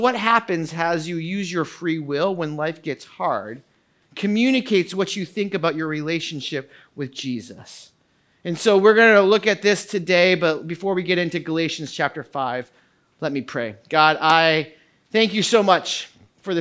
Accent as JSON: {"language": "English", "country": "United States", "said": "I am an American"}